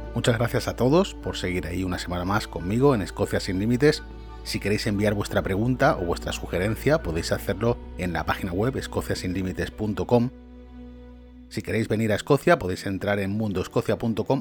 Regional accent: Valencia, Valencian Community, Spain; moved away as an adult; now in Scotland, United Kingdom; yo soy de Valencia, España

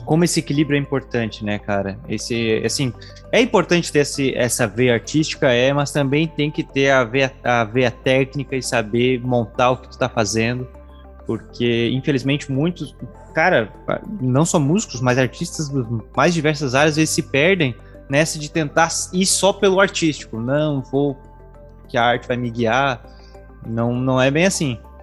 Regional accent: Tubarão, Santa Catarina, Brazil; Sou de oficinas

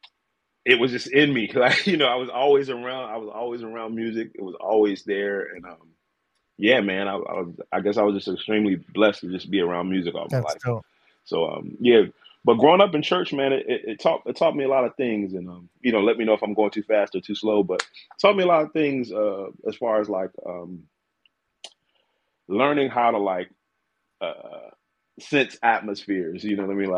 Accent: Selbyville, Delaware, United States; Born and raised in Delaware, Shelbyville, Delaware.

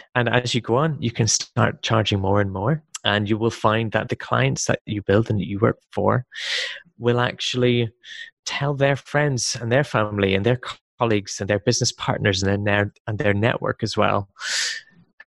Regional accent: Belfast, Northern Ireland, United Kingdom; moved away as an adult; also born or lived in Wales; I come from the UK. I was born in Belfast

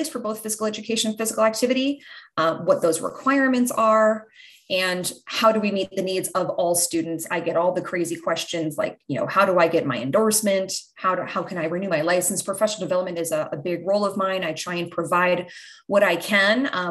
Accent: New Jersey, United States; also born or lived in Pennsylvania; now in Tennessee, United States; I'm originally from New Jersey

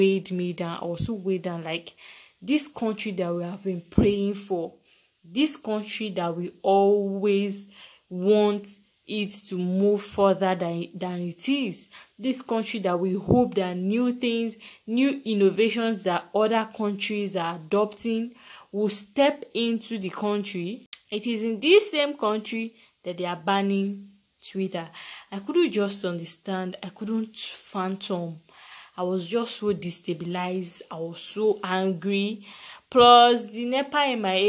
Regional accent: Nigeria; I'm from a very rich country

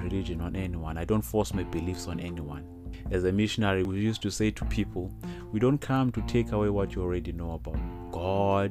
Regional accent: South Africa; I'm South African, a proud South African

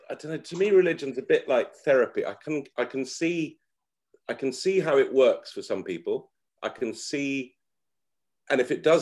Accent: Lebanon; and really, my heroes when I was a kid, job wise, like growing up in Lebanon, were like foreign correspondents.

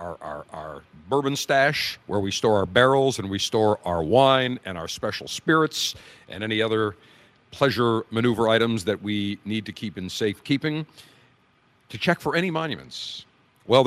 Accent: Buffalo, New York, United States; I'm a Yankee. I grew up in Buffalo

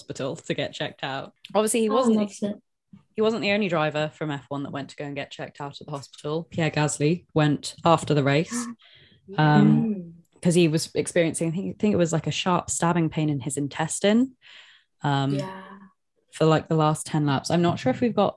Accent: United Kingdom; we're British

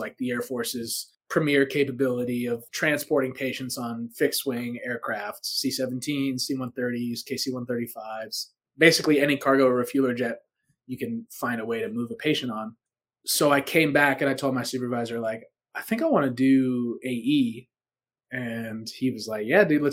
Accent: East Coast, United States; moved away as an adult; also born or lived in Albuquerque, New Mexico; I'm from the East Coast

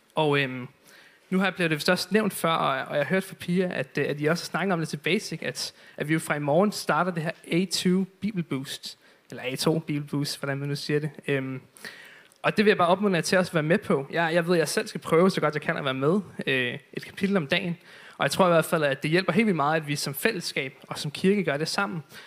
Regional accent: Zealand, Denmark; nu er jeg selv fra Sjælland

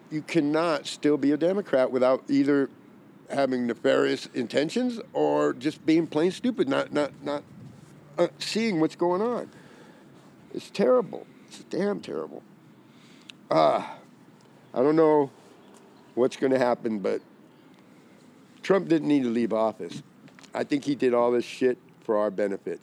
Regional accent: Arizona, United States; I'm from Arizona

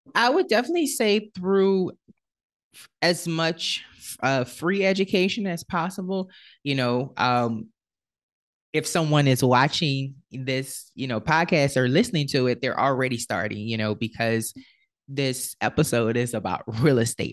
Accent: New Orleans, Louisiana, United States; I am originally from New Orleans, Louisiana, and unfortunately, in New Orleans, there is a huge issue with, um, with poverty. And so, I was born into the, uh, projects of New Orleans

